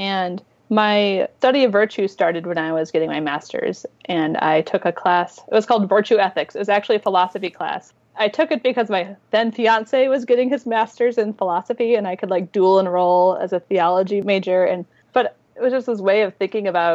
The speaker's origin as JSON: {"language": "English", "town": "St. Louis", "region": "Missouri", "country": "United States", "tie": "born or raised there", "moved": "yes", "said": "I didn't actually grow up in Minnesota. I grew up in St. Louis, Missouri"}